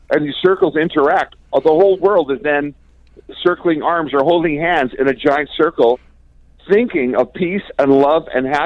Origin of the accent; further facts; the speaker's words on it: Canada; I love being Canadian.